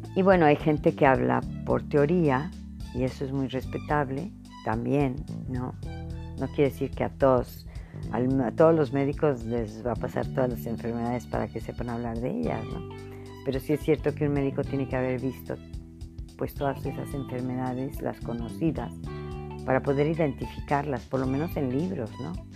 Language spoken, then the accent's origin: Spanish; Veracruz, Mexico; Cuando yo era adolescente en mi ciudad natal, en, el puerto de Veracruz, en México